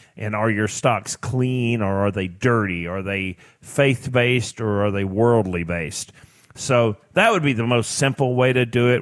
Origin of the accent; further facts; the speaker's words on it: Tennessee, United States; I grew up in Tennessee on a farm